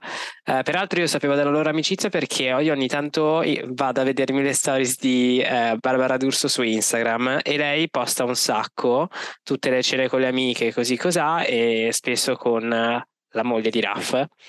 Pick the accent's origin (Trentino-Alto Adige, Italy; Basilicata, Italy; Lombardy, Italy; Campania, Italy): Lombardy, Italy; Milan; io da milanese